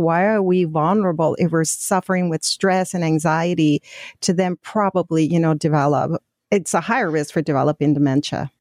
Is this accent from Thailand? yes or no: no; Mexico; moved away; we're originally from Mexico